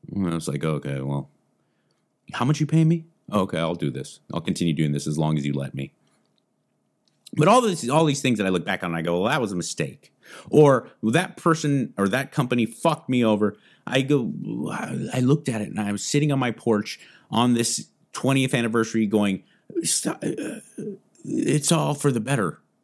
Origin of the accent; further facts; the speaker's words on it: United States; Being born American